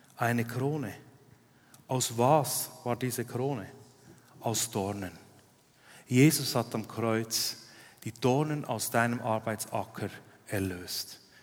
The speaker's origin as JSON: {"language": "German", "country": "Switzerland", "tie": "born or raised there", "said": "Ich bin in Arlberg aufgewachsen"}